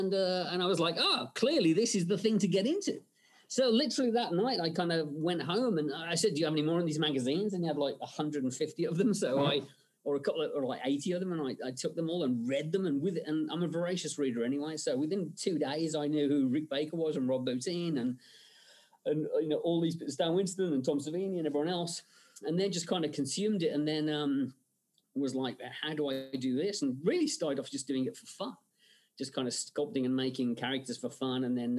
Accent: England, United Kingdom; growing up in England, you know, my parents' way of kind of keeping me in line was, you know, do I get to watch the Hammer horror film on a Friday night?

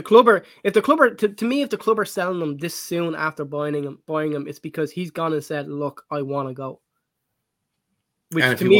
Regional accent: Ireland; as an Irish man

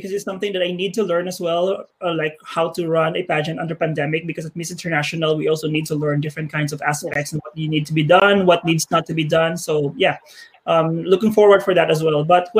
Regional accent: Philippines; I'm from the Philippines.

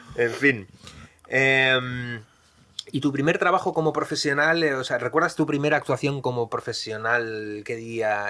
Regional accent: Bilbao, Basque Country, Spain; yo también soy de Bilbao

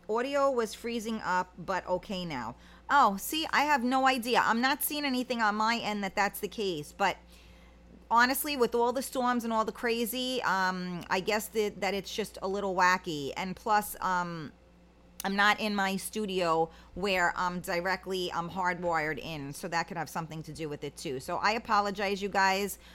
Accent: United States; as an American

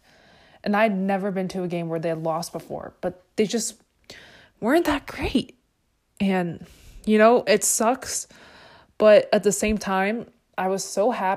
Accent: Chicago, Illinois, United States; I come from Chicago

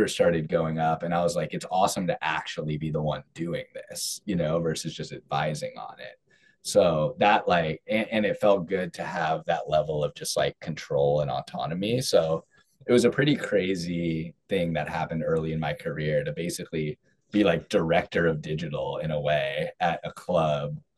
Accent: California, United States; I'm from California

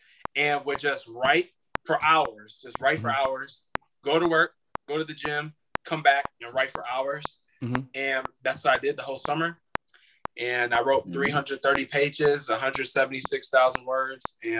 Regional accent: Illinois, United States; moved away as an adult; now in Florida, United States; I'm here in Florida by myself because I'm from Illinois

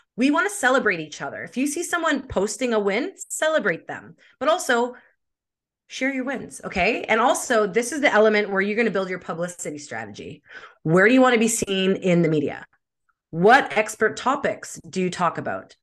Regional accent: Winnipeg, Manitoba, Canada; moved away as an adult; also born or lived in Edmonton / Vancouver; now in British Columbia, Canada; I'm from Winnipeg, but I'm living in British Columbia

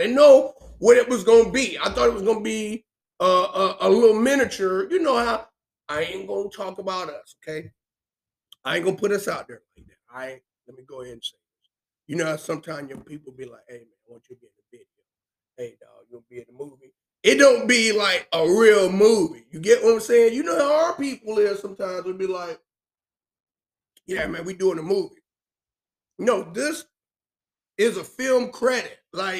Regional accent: Spartanburg, South Carolina, United States; I could have said, I'm from Spartanburg, South Carolina.

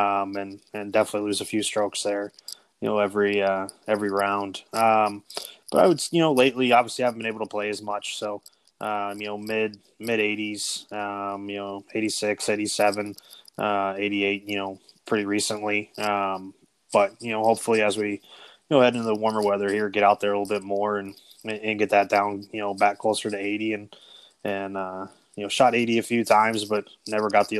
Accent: Apex, North Carolina, United States; I'm from Apex, North Carolina

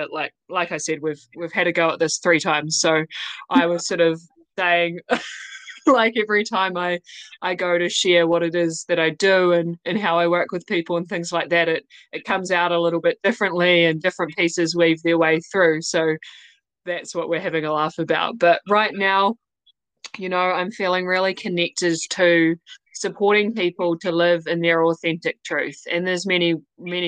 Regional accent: New Zealand; accent: New Zealand; I'm in New Zealand. That's my accent.

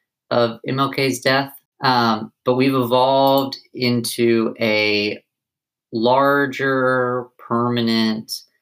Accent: Knoxville, Tennessee, United States; moved away as an adult; now in Memphis, United States; I'm from Knoxville. I've been in Memphis for about 4.5 years.

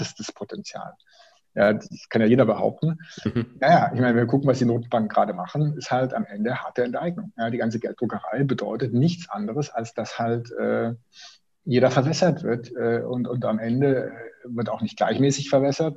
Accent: Swabia, Germany; now in Bonn, Germany; ich bin Schwabe

